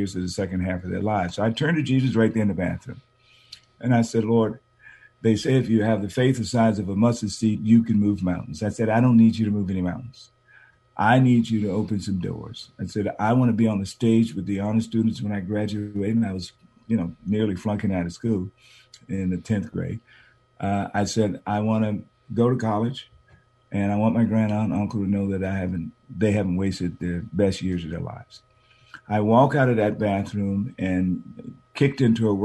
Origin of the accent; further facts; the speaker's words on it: San Francisco, California, United States; moved away as an adult; also born or lived in Boston; I was born here in San Francisco